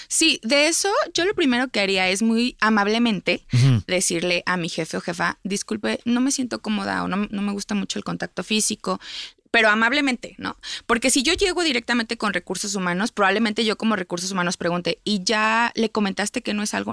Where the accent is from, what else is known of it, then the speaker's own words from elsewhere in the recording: Mexico; como sociedad mexicana